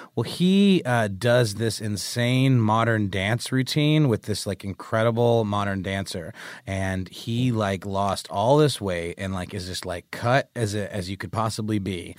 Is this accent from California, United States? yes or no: no; Augusta, Georgia, United States; my hometown in Augusta